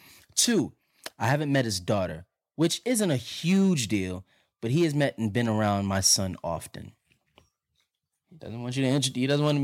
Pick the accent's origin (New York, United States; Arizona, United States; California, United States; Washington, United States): California, United States; Los Angeles; I'm born and raised in Los Angeles. More specifically, I'm a Valley girl.